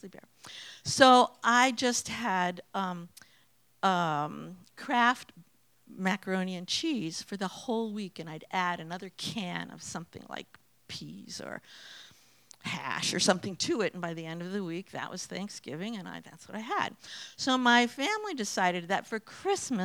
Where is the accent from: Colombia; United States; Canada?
United States; Massachusetts; also born or lived in Fairbanks, Alaska; I grew up here in Massachusetts